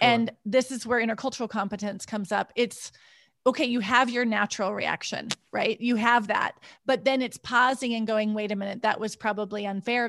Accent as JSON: {"language": "English", "country": "United States", "also_born_or_lived": "Switzerland / Ouagadougou, Burkina Faso", "moved": "as an adult", "said": "when I moved to Switzerland, all of a sudden, my American identity was important, and I didn't, I didn't have an American identity in the U S"}